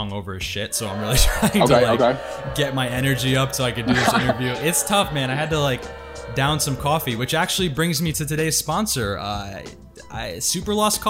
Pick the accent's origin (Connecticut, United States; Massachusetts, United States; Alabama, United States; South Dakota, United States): Connecticut, United States; New England; moved away; also born or lived in Brooklyn / Los Angeles; I'm from New England, so that's all we drink there.